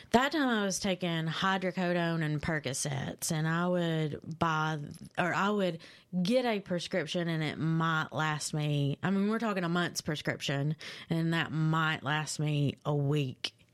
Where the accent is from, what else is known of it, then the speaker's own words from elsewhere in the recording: London, Kentucky, United States; London, Kentucky. Yep, uh, I was born and raised there